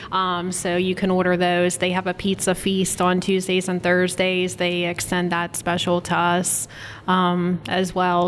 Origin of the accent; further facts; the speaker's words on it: Berlin, Pennsylvania, United States; now in Washington County, United States; I'm originally from Berlin, but I've lived up here in Washington County for 11 years now